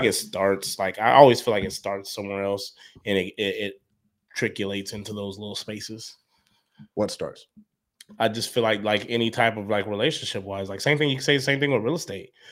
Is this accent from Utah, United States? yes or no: yes; Salt Lake City, Utah, United States; No, I, bro, I grew up in Salt Lake.